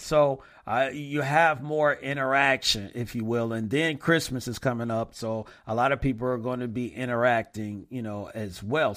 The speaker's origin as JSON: {"language": "English", "town": "Flint", "region": "Michigan", "country": "United States", "tie": "born or raised there", "said": "Andre Rison is from Flint Town as well, F L I N T. So he's from my hometown"}